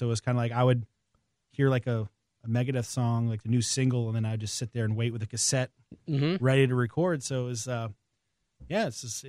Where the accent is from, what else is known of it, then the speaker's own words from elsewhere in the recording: Maine, United States; In the middle of nowhere in Maine.